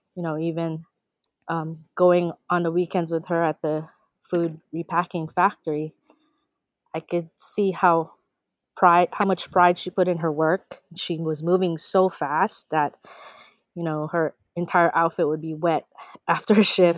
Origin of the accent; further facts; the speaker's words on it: Honolulu, Hawaii, United States; also born or lived in Ilocos Region, Philippines; grew up primarily in Honolulu, Hawaii, in Kalihi Palama